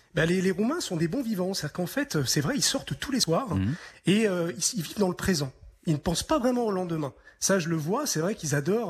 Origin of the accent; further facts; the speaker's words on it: France; now in Romania; en tant que Français